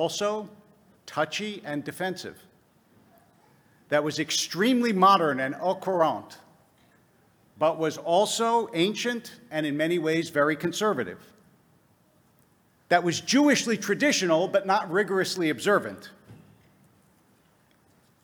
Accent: United States; I was born in America.

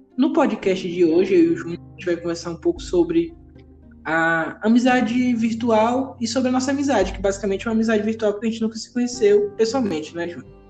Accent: Piauí, Brazil; eu sou do Piauí

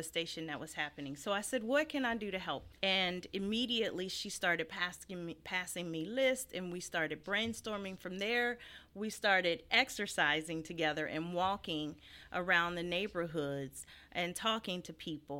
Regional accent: Fairmont, West Virginia, United States; moved away as an adult; also born or lived in Phoenix, Arizona; I'm born and raised in Fairmont, West Virginia. This is home for me.

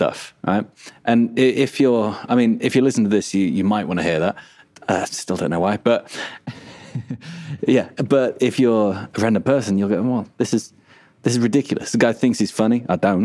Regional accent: England, United Kingdom; moved away; also born or lived in Australia; I am English

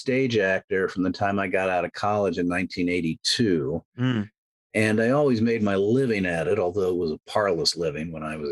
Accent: Connecticut, United States; also born or lived in Deep South; now in California, United States; I grew up in Connecticut, more or less.

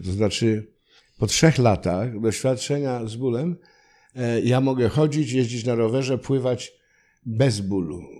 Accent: Silesian Voivodeship, Poland; accent: Silesian (gwara); Ja też w moich stronach y, byłem chowany w takim duchu obowiązkowości

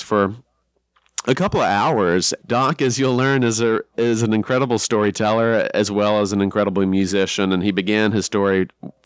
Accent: Montgomery, Alabama, United States; moved away as an adult; now in Birmingham, United States; I'm from Montgomery originally, and I'd lived in Birmingham for a few years

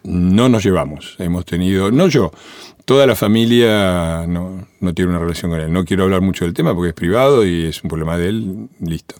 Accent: Avellaneda, Buenos Aires Province, Argentina; also born or lived in Italy; yo me crié en Avellaneda eh, en los años 60

